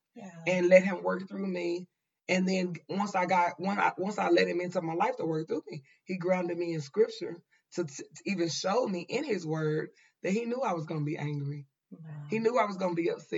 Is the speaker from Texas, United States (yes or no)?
yes; Dallas, Texas, United States; We are originally from West Dallas.